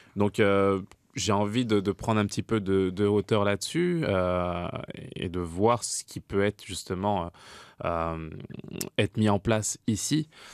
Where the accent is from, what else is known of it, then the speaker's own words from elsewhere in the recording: France; moved away; en tant que Français.